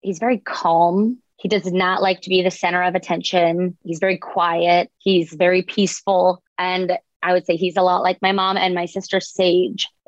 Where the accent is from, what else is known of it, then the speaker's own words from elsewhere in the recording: Boca Raton, Florida, United States; I grew up in Boca Raton